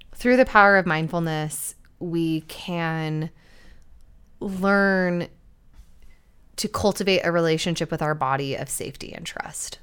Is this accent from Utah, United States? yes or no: yes; Utah, United States; we grew up in Utah where there is literally no sex education